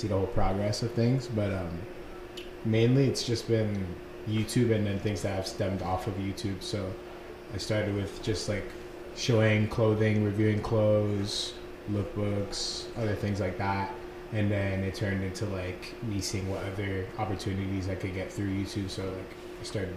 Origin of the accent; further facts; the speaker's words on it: Philadelphia, Pennsylvania, United States; I grew up mainly here. I was born in Philadelphia